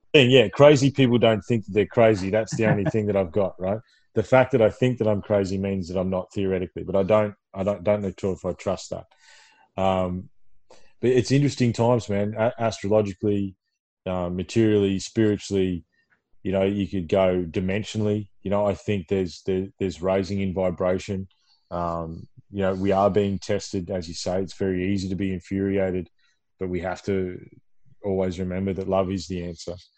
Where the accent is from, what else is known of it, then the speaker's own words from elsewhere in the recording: Ballarat, Victoria, Australia; when I was a kid growing up in Ballarat Victoria